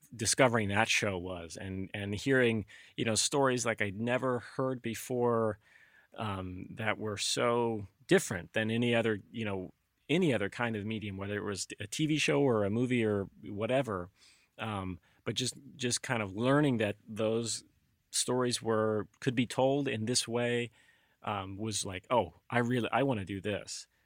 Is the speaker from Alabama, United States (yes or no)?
yes; Alabama, United States; now in Concord, United States; I grew up in Alabama